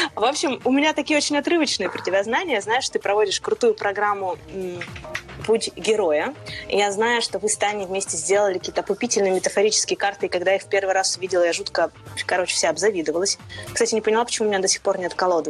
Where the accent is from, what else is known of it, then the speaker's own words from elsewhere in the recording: Urals, Russia; moved away; я вообще девушка с Урала